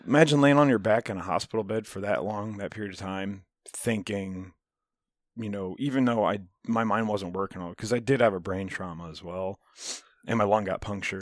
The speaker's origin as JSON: {"language": "English", "country": "United States", "said": "I love being American."}